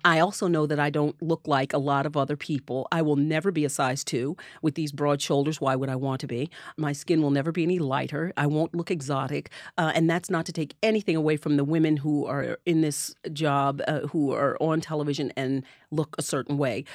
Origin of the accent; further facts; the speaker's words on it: Neptune, New Jersey, United States; the town that I grew up in on the Jersey Shore, which is Neptune